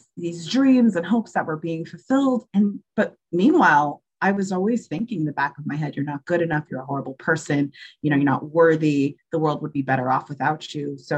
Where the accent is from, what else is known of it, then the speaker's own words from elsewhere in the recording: Georgia, United States; also born or lived in New York; I moved from New York to Georgia